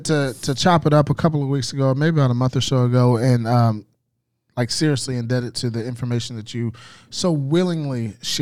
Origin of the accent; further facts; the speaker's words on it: Arlington, Texas, United States; I'm from Arlington